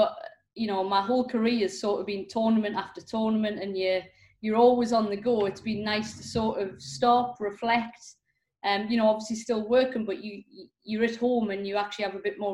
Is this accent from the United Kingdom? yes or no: yes; England, United Kingdom; growing up in England on a sort of council estate.